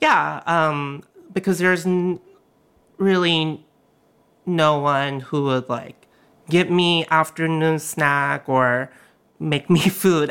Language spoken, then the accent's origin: English; South Korea; moved away; also born or lived in Alabama / New York City; when I grew up in Korea